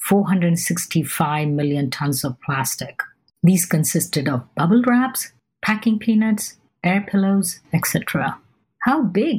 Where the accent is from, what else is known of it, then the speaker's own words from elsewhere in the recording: India; Growing up in India, we used to get most of our shopping from the neighborhood grocery store.